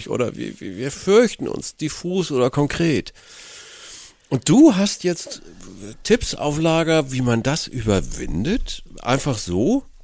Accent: North Germany, Germany; Ich bin Norddeutscher, man sagt dazu Kika.

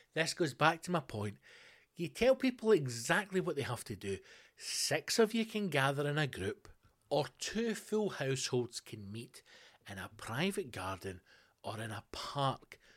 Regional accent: Scotland, United Kingdom; in Scotland, our one percent is not the issue

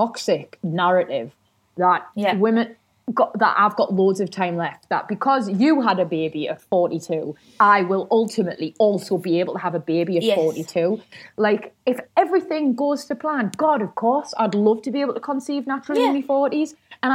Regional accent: the north of England, United Kingdom; up north where I'm from

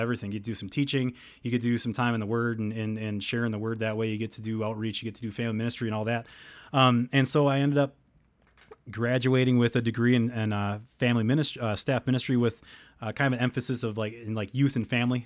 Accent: Helenville, Wisconsin, United States; I'm from Wisconsin. I spend most of my time, uh, uh, in Hellenville

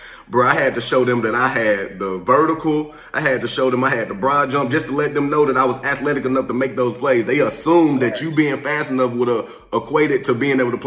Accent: the South, United States; moved away as an adult; also born or lived in Nebraska; I'm just from the South

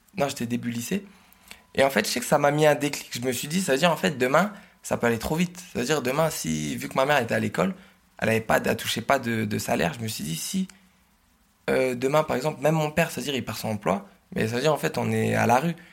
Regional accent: Oise, Hauts-de-France, France; je suis originaire de l'Oise

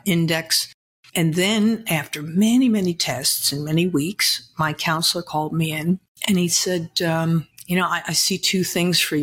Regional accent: Massapequa Park, New York, United States; also born or lived in Brooklyn, New York; I'm from Brooklyn, raised on Long Island in a very nice little town

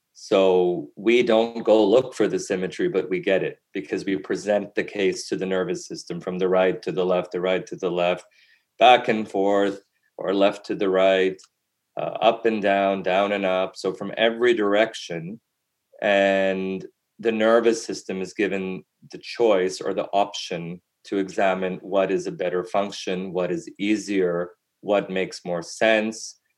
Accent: Canada; also born or lived in Europe; growing up in Canada

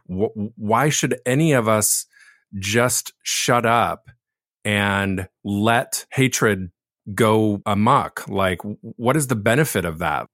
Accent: Laguna Beach, California, United States; I was born and raised in Laguna Beach

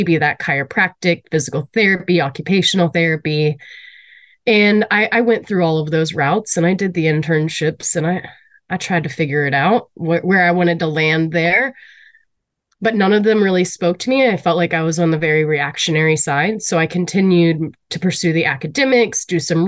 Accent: Southern Ohio, United States; moved away as an adult; also born or lived in Akron, Ohio; now in Cleveland, United States; I grew up in Ohio, Southern Ohio, specifically more rural Rust Belt area, small town, very manufacturing driven

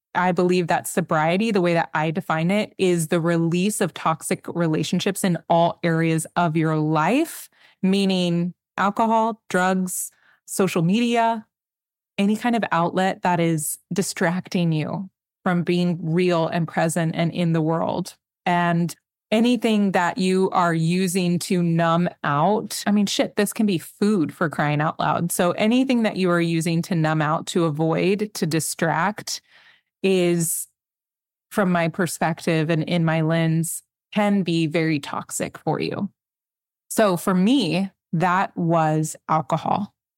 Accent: McAllen, Texas, United States; I'm from South Texas. I'm from McAllen. I'm from the Valley

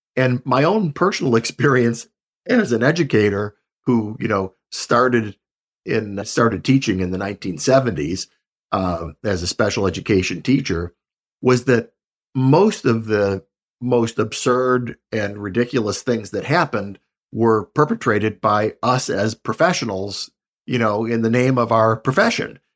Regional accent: Buffalo, New York, United States; I'm from Buffalo, New York

